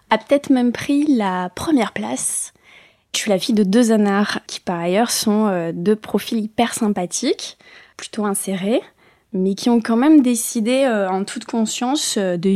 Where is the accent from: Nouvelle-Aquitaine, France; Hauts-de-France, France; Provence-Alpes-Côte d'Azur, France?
Nouvelle-Aquitaine, France; Bayonne; also born or lived in Spanish Basque Country; Moi, je suis native de Bayonne, mais après, on a vite gravité Pays Basque, mais côté espagnol, donc on est passé de l'autre côté de la frontière.